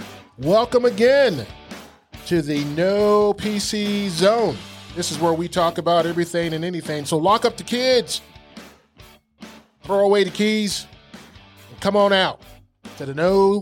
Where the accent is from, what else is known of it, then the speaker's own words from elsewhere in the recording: Germany; I spent a lot of time in Germany. I grew up in Germany. My dad was in the service over there